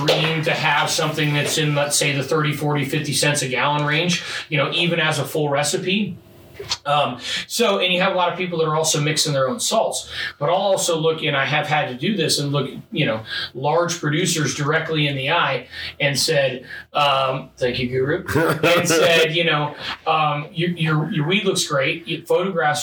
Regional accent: Midwest, United States; moved away; I'm from the Midwest

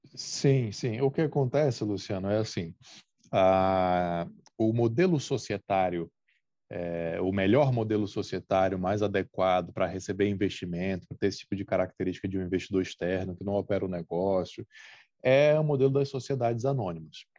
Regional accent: Brazil; a gente é brasileiro

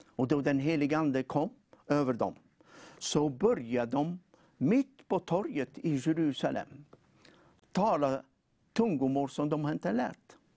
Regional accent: Tunisia; now in Sweden; jag kommer från eh, Nordafrika.

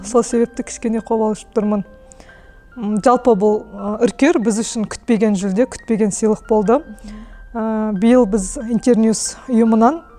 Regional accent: Kazakhstan; мен өзім ауылда туып өстім әлі күнге дейін ауылда тұрамыз

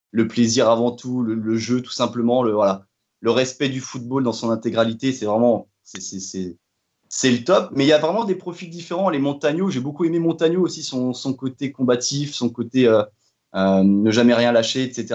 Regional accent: Fougères, Brittany, France; j'ai grandi, j'ai grandi du côté de Fougères

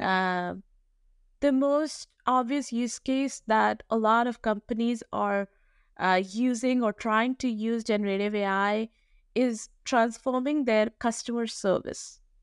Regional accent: New Delhi, Delhi, India; I was, uh, born and raised in New Delhi, India

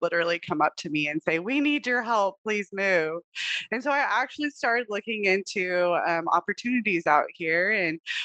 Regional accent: Texas, United States; moved away as an adult; now in Hawaii, United States; I'm actually originally from Texas. I did all my schooling out there

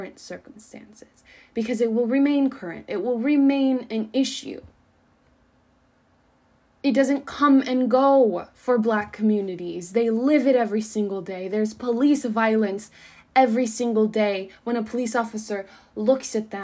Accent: Colorado, United States; moved away; the people that I grew up with back in Colorado, my tight-knit little community

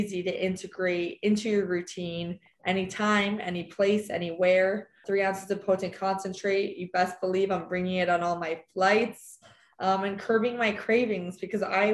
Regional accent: New Jersey, United States; growing up in New Jersey, middle school

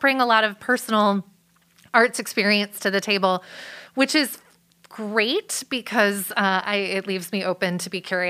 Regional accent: Wilmette, Illinois, United States; Just north of where Northwestern University is in Evanston. I grew up in Wilmette.

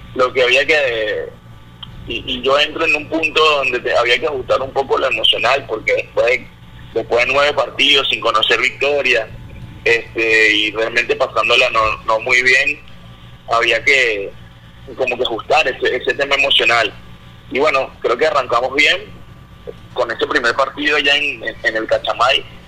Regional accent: Venezuela; also born or lived in Panama; como venezolano

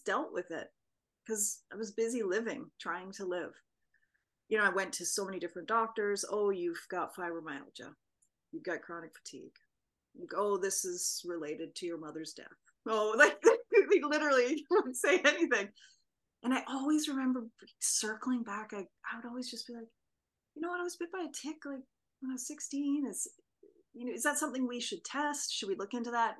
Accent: Vancouver Island, British Columbia, Canada; I grew up on Vancouver Island

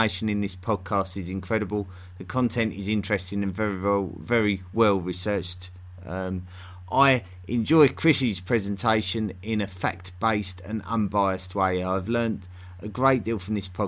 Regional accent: South East England, United Kingdom; accent: Southeast England; the Southeast England accent that I have

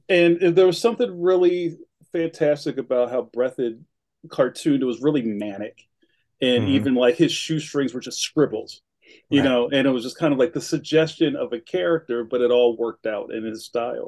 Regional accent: Philadelphia, Pennsylvania, United States; also born or lived in North Carolina; I'm from Philly. My family is from West Philadelphia

